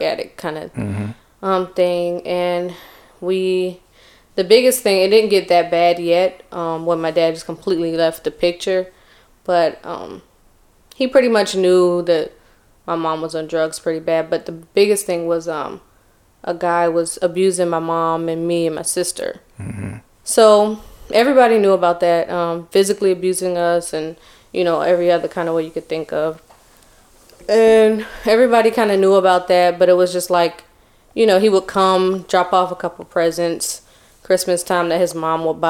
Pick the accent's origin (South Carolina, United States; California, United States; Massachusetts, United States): South Carolina, United States; Charleston; I'm from Charleston, but I was born in North Carolina.